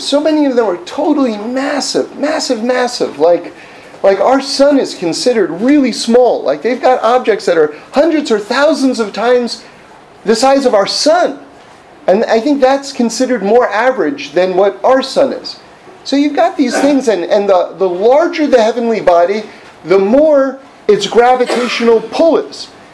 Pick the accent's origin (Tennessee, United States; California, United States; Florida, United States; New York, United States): New York, United States; New York City; I grew up on the Upper West Side of, of, of Manhattan, like in the 70s